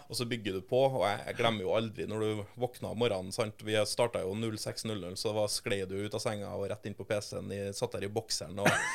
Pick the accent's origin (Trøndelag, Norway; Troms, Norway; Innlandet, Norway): Trøndelag, Norway; Trondheim; moved away as an adult; now in Oslo, Norway; Jeg er fra Trondheim, så jeg har vokst opp ja. et steinkast unna NRK sine kontorer i, på Tyholt i Trondheim